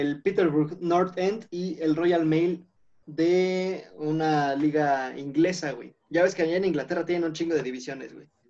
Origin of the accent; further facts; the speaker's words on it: Sultepec, State of Mexico, Mexico; en mi pueblito, güey, en mi ranchito